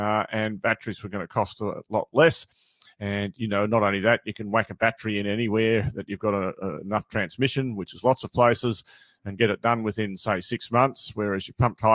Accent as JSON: {"language": "English", "area": "near Uralla, New England", "region": "New South Wales", "country": "Australia", "tie": "born or raised there", "moved": "yes", "said": "having just driven through Urala twice in the past 3 months and very close to my hometown"}